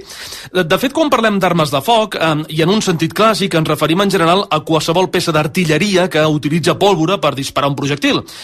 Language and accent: Catalan; Sabadell, Catalonia, Spain; Els, els que som de Sabadell